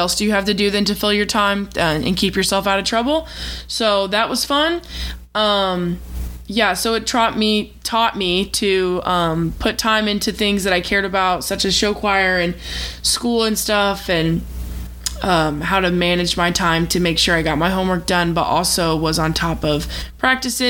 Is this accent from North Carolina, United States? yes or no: no; Missouri, United States; I'm from Missouri